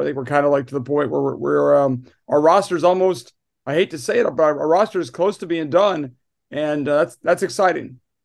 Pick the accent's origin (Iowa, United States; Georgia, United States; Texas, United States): Iowa, United States; now in New York, United States; for the Midwest, I'm from Iowa